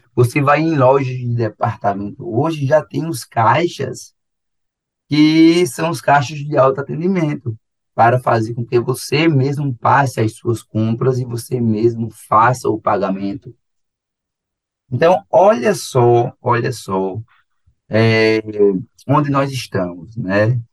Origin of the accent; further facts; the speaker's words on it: João Pessoa, Paraíba, Brazil; eu sou, eu sou de João Pessoa